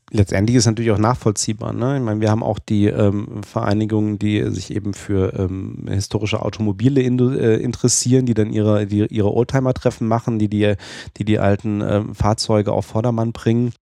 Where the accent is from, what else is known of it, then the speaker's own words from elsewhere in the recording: Germany; ich bin jetzt hier als Deutscher